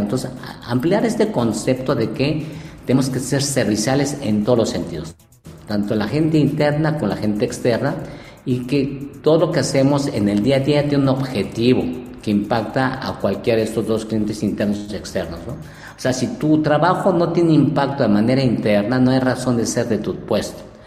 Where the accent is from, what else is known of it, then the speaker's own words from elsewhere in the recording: Mexico; also born or lived in Japan; nosotros como cultura mexicana somos una cultura muy, muy creativa